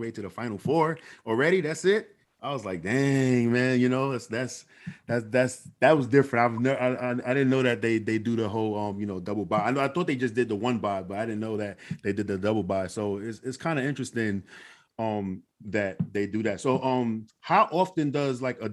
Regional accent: New York City, New York, United States; I'm from New York City

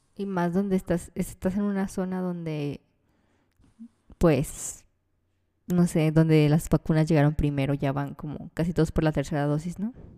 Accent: Mexico; nosotros como mexicanos o latinoamericanos

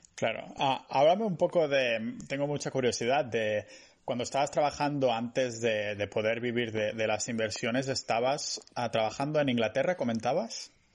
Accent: Spain; now in Estonia; los que somos de España como que echamos de menos el sol, ¿no? Yo aquí en Estonia

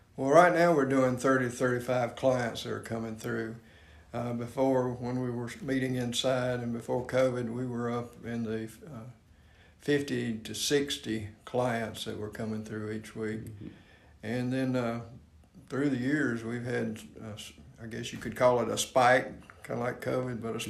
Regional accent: Spartanburg County, South Carolina, United States; I grew up over in Spartanburg County in a uh, friendship community

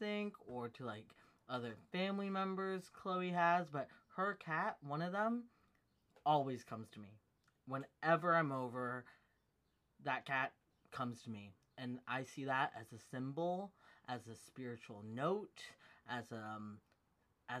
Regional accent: United States; she and I both share a similar background or similar ethnicity and nationality, which we're both American

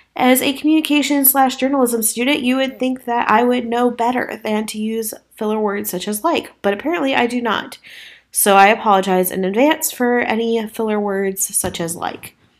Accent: Midwest, United States; I say the word you guys as I'm from the Midwest and it's a generalized term there.

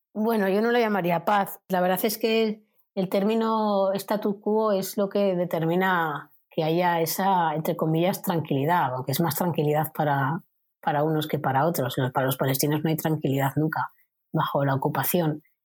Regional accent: Spain; como española

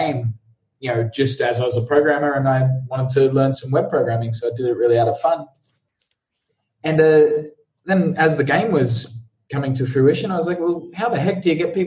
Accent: Brisbane, Queensland, Australia; moved away as an adult; also born or lived in London; I'm originally from Brisbane, Australia

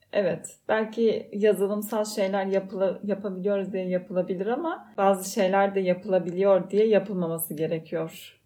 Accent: Fethiye, Muğla, Turkey; ben de Fethiye'liyim

